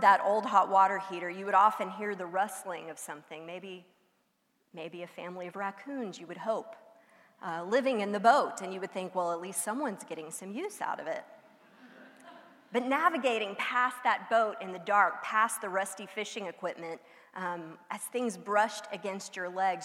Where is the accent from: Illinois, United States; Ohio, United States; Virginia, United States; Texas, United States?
Texas, United States; outside the Houston area, Texas Gulf Coast, United States; I grew up outside the Houston area, but close enough to the coast to just drive down to the beach for a weekend